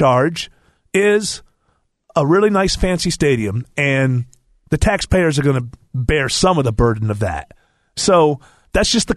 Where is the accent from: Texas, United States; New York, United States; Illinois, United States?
New York, United States; Rochester; now in Atlanta, United States; I came from my hometown of Rochester, which is a mid-sized city at best